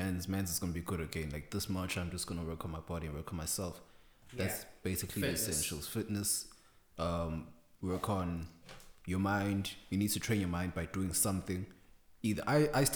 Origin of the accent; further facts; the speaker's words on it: South Africa; I am South African